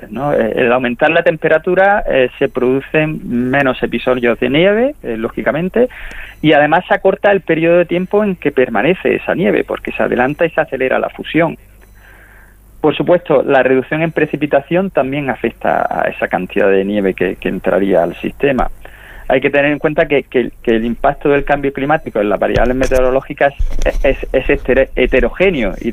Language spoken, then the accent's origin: Spanish; Granada, Andalusia, Spain; Eh, yo, soy granadino y trabajo en un centro del CSIC en, Granada, concretamente en el Instituto Geológico y Minero.